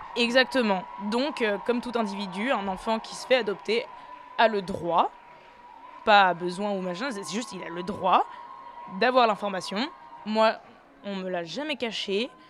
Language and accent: French; Lyon, Auvergne-Rhône-Alpes, France; also born or lived in Tunis, Tunisia; J'ai grandi à Lyon